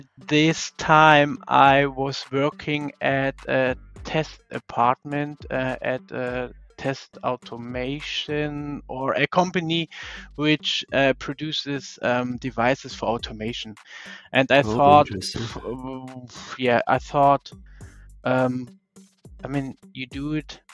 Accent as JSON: {"language": "English", "country": "Germany", "said": "I'm from Germany"}